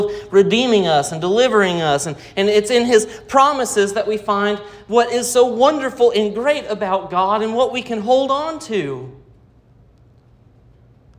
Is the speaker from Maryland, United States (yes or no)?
no; Rogers, Arkansas, United States; I was born in Rogers, Arkansas